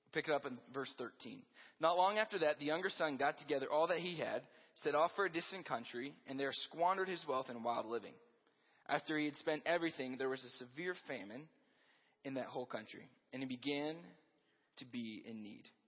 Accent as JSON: {"language": "English", "town": "Hershey", "region": "Pennsylvania", "country": "United States", "tie": "born or raised there", "moved": "yes", "lives_now": "Colorado, United States", "said": "I grew up in Hershey, Pennsylvania"}